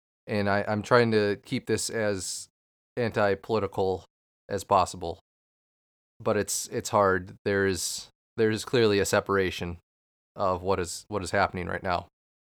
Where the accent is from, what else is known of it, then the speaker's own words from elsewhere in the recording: Minnesota, United States; as a Minnesotan, we witnessed the murder of a fellow Minnesotan this week, and it's hard to come to terms that stuff like this is still happening, where we are killing fellow Minnesotans.